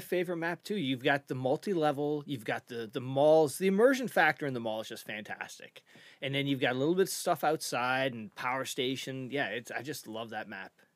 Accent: Eastern Canada, Canada; we're from Eastern Canada.

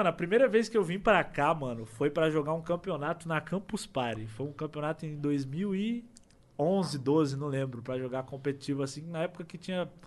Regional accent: São Paulo, Brazil; Eu sou de São Paulo.

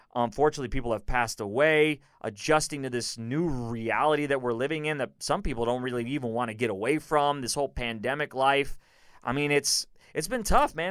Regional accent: Houston, Texas, United States; born or raised there; also born or lived in Chicago

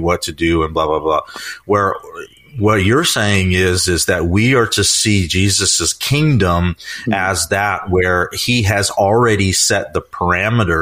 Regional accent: United States; as an American

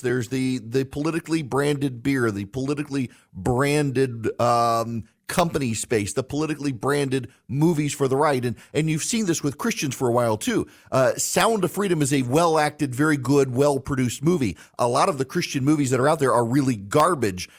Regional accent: United States; I'm an American

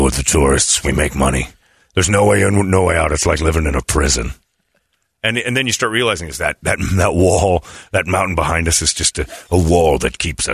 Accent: Indiana, United States; my home state of Indiana

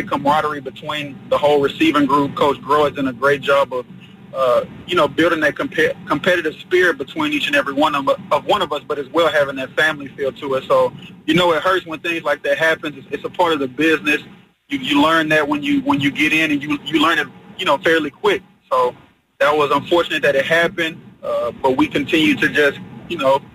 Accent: Texas, United States; Born and raised in Texas

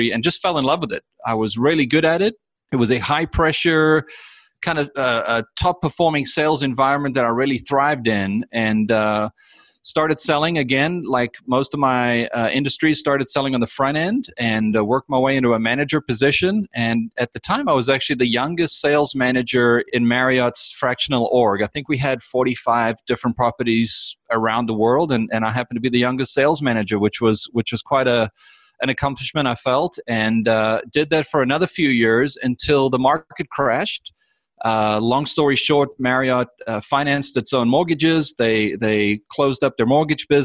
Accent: South Africa; moved away as an adult; now in United States; I was actually born and raised in South Africa

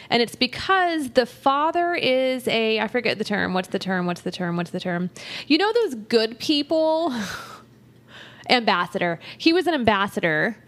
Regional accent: Texas, United States; we're from Texas

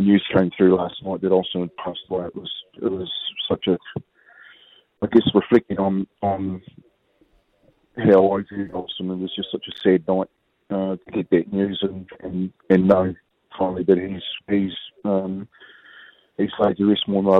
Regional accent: Kaikohe, Northland, New Zealand; we're from the same hometown. We're both from Kaikui, up north, and both Māori. You know what I mean? So we're proud Māori

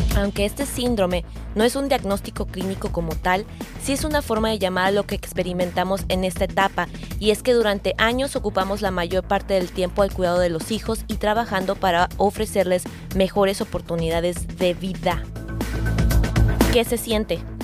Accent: Mexico; como buena mexicana

